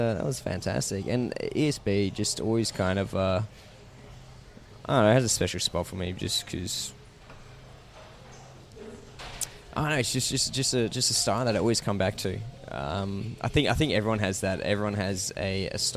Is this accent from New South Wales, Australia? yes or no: no; Warrandyte, Victoria, Australia; I'm originally from Warrandyte, and where my parents still live these days as well.